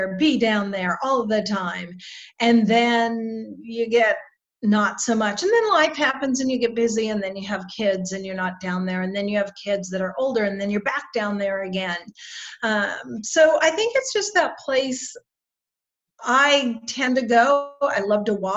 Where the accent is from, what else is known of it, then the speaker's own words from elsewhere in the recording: Reno, Nevada, United States; also born or lived in Australia; now in Jacksonville, United States; I was born and raised in Reno, Nevada